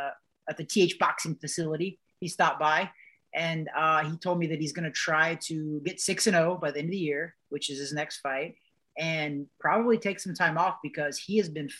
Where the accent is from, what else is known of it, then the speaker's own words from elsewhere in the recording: Midwest, United States; I'm from the Midwest